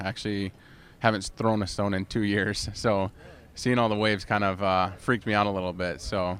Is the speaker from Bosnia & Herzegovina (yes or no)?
no; Grosse Pointe, Michigan, United States; I grew up in Grosse Pointe, Michigan, but we'd vacation here on Mackinac Island every year.